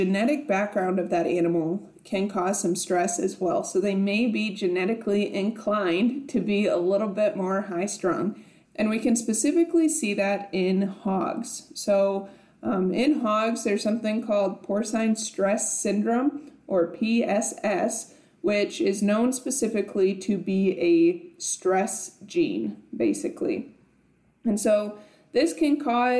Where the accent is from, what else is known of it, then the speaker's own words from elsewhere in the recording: South Dakota, United States; now in Nebraska, United States; growing up in South Dakota and now being in Nebraska